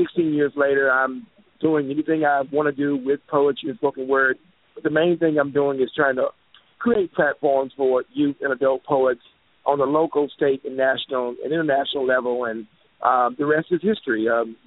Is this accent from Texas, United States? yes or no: yes; Dallas, Texas, United States; I'm from the Dallas-Fort Worth area of Texas and do a lot of things here